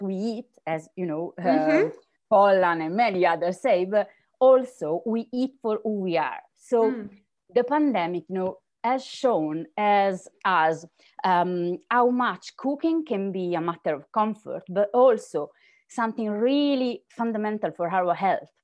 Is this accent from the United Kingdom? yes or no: no; Apulia, Italy; I'm from Puglia, better known as the heel of the Italian booth.